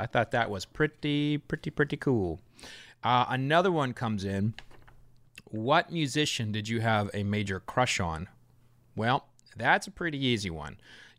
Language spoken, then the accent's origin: English; Oklahoma, United States; I grew up in Oklahoma